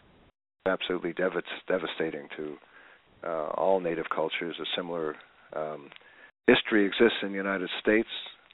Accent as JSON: {"language": "English", "country": "Canada", "said": "as a people, as the Canadian people"}